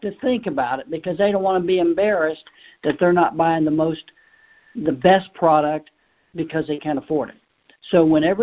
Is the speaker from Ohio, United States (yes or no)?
yes; Cincinnati, Ohio, United States; I'm from Cincinnati